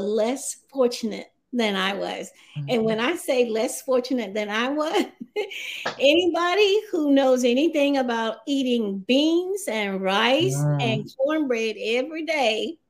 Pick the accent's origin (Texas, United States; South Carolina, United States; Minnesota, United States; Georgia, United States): South Carolina, United States; moved away; I'm just a little country girl, a poor little girl from a family of 18 children, and I'm number 8. I'm from South Carolina